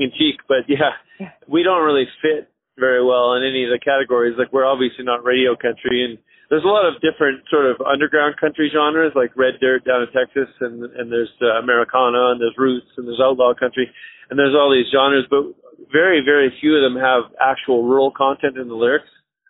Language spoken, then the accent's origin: English; Western Canada, Alberta, Canada; I feel more like a Western Canadian than a Canadian, frankly.